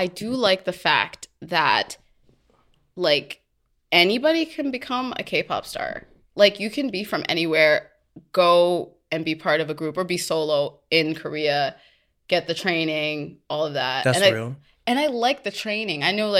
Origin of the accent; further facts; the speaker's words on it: Trinidad & Tobago; And I'm Trinidadian.